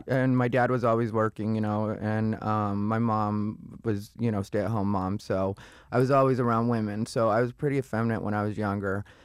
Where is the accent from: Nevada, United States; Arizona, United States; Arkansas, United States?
Arizona, United States; Casa Grande; moved away as an adult; also born or lived in Phoenix, Arizona; I was born in Phoenix, raised in Casa Grande